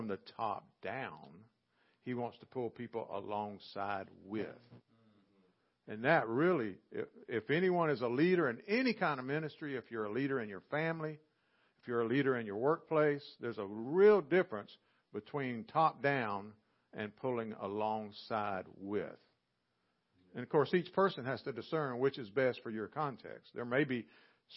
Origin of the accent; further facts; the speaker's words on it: Southern, United States; accent: Southern; they might not know what to do with my accent or my y'all